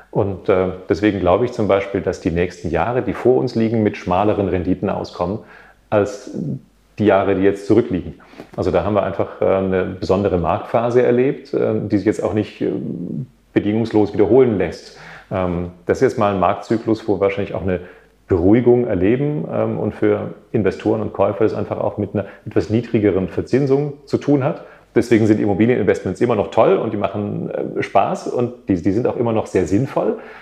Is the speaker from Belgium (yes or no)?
no; Berlin, Germany; Als Berliner